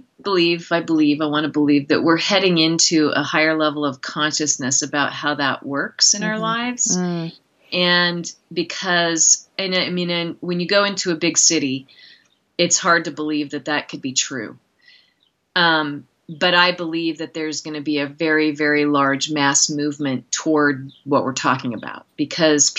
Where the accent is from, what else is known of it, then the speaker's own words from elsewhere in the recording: outside the Willamette Valley, rural Oregon, United States; also born or lived in San Francisco / Seattle / Philadelphia; now in Montana, United States; I grew up in rural Oregon, which is also beautiful, in the, you know, outside of the Willamette Valley